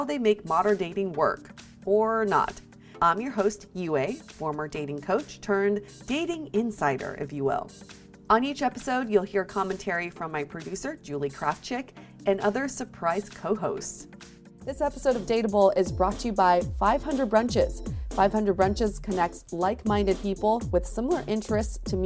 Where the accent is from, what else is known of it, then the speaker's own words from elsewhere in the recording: Fort Collins, Colorado, United States; I'm from Fort Collins